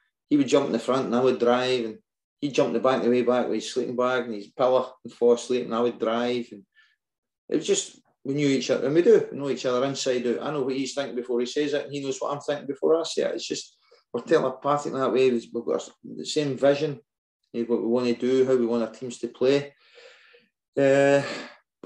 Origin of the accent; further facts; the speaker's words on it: Whitburn, Scotland, United Kingdom; I'm a Whitburn boy. I'm from Whitburn